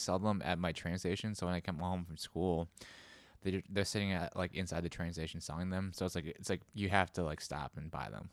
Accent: United States; my parents were immigrants, so, I was a first generation American

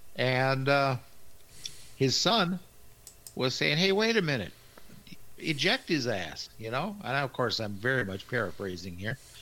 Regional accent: Kansas City, Missouri, United States; I was born in Kansas City

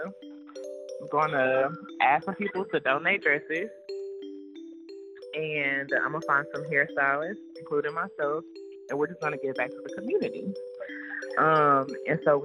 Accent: North Little Rock, Arkansas, United States; moved away as an adult; also born or lived in Fort Worth, Texas; So I'm originally from North Little Rock, Arkansas, and I knew I wanted to leave Arkansas

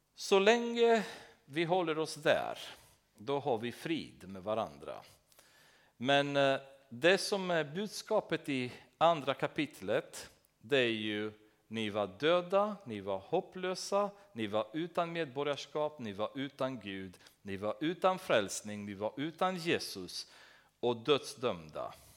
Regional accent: Romania; Swedish is a second language; moved away as an adult; now in Sweden

